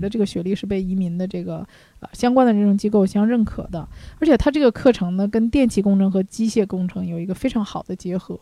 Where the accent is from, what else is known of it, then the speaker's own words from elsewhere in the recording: China; 我们中国人